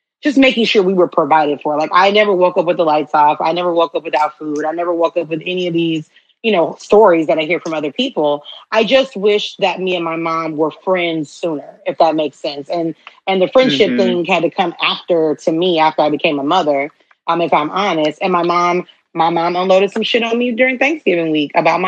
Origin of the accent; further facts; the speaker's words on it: Houston, Texas, United States; I'm from Houston